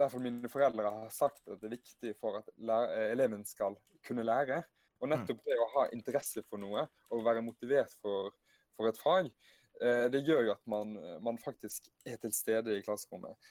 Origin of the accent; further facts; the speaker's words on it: Hardanger, Vestland, Norway; also born or lived in Bergen; Født i ah. Bergen, vokste opp i Hardanger